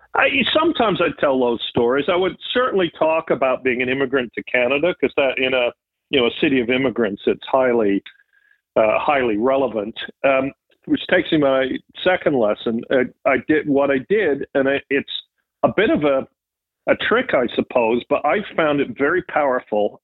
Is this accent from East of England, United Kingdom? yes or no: yes; Triplow, East of England, United Kingdom; also born or lived in United States; I was born in the U.S., but we moved pretty quickly back to England, where my mom was from, and lived with my granddad